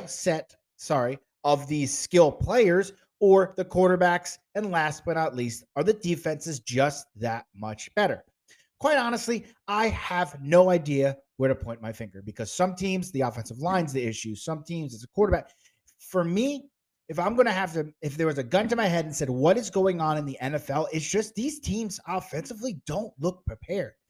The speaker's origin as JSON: {"language": "English", "town": "East Rutherford", "region": "New Jersey", "country": "United States", "tie": "born or raised there", "said": "I grew up in Jersey. I grew up right next to Giants Stadium, which is now MetLife Stadium"}